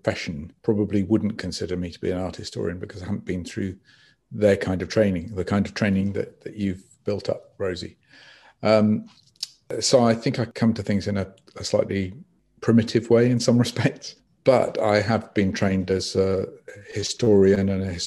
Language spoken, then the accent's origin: English; Swansea, Wales, United Kingdom; I grew up in Swansea